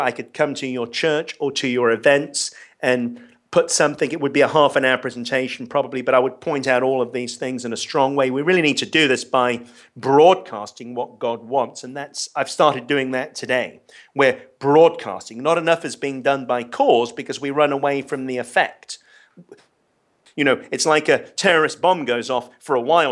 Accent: London, United Kingdom; I grew up in London, and I was very privileged

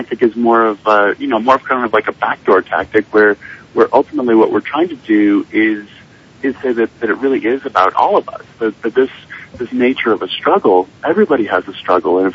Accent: Park City, Utah, United States; I'm actually in Park City, Utah, my hometown.

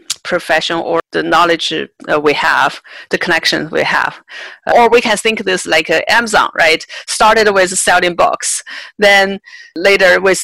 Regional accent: China; I grew up in China as well

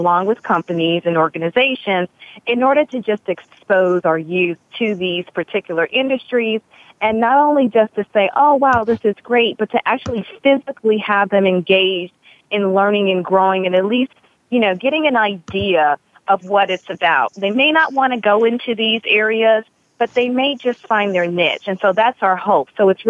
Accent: Chicago, Illinois, United States; moved away as an adult; now in Los Angeles, United States; I came to Los Angeles from Chicago, it was more about entertainment, and I was very invested in that.

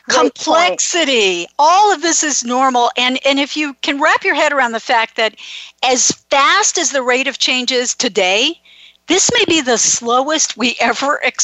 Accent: Florida, United States; now in California, United States; I grew up in Florida

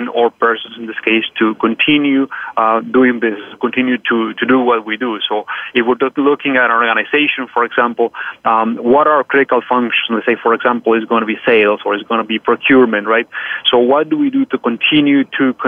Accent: Bogota, Colombia; now in Canada; I'm born and raised in Colombia, South America, in Bogota, Colombia, to be specific.

